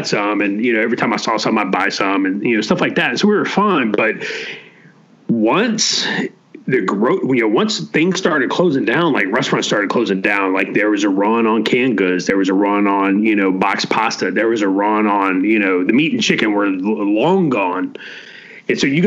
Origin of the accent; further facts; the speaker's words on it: the panhandle of Florida, United States; Growing up in Florida, obviously, hurricane season was always generally a significant emotional event for us. You know, it was just, you were going to get a hurricane, in the panhandle of Florida